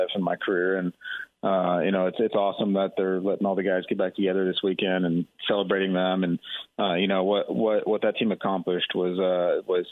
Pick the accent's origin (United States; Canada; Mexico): United States; Texas; growing up in Texas